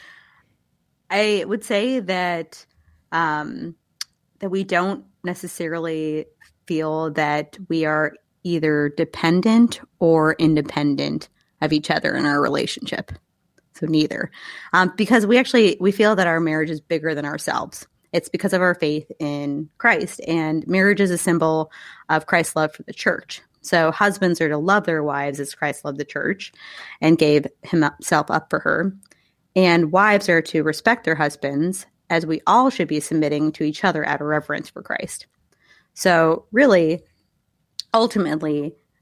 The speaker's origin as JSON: {"language": "English", "town": "Mexico", "region": "Missouri", "country": "United States", "also_born_or_lived": "Kansas City, Missouri", "said": "I'm from Mexico, Missouri"}